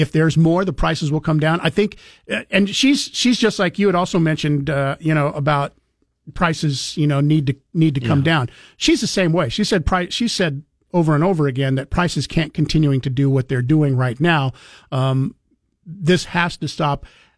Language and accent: English; California, United States; Growing up in Silicon Valley, I watched all the farm and ranch land being paved over from the time the housing market prices began to explode.